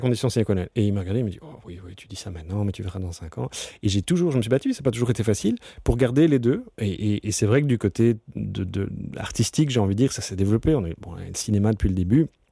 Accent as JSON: {"language": "French", "town": "Brussels", "region": "Brussels-Capital Region", "country": "Belgium", "tie": "born or raised there", "said": "je suis né à Ixelles. Euh, et donc j'ai toujours été un, citadin, je suis, je suis, fan de Bruxelles."}